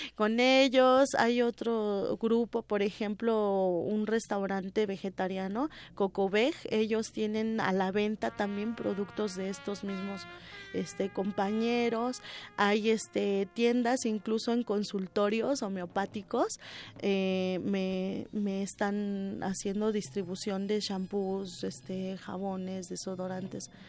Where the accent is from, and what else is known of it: Mexico